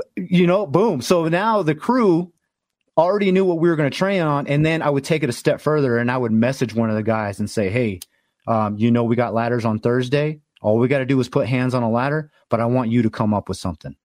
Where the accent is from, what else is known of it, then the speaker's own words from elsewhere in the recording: Los Angeles, California, United States; moved away as an adult; I'm originally from Los Angeles.